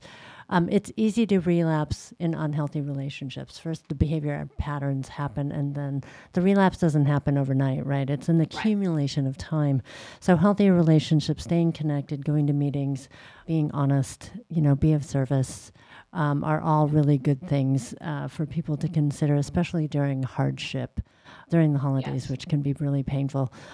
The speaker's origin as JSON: {"language": "English", "area": "Bay Area", "region": "California", "country": "United States", "said": "I am from the Bay Area"}